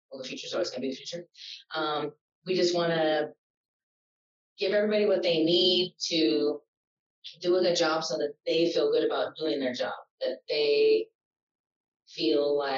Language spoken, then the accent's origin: English; California, United States; I'm from California.